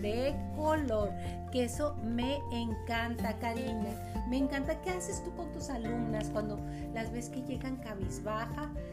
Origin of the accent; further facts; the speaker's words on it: Chihuahua, Mexico; somos de aquí de Chihuahua